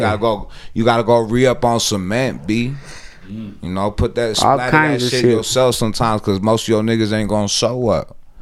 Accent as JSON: {"language": "English", "country": "United States", "tie": "born or raised there", "said": "because I speak Spanish, yo hablo español, pero, you know, it's not fluent. Like, I grew up out here in America, so I used that, my English, but I'll say Spanish words from Panama and say it with an accent from English"}